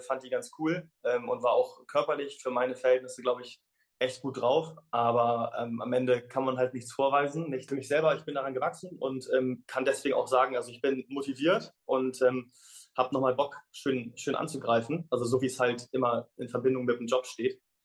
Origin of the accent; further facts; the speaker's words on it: Germany; als Deutscher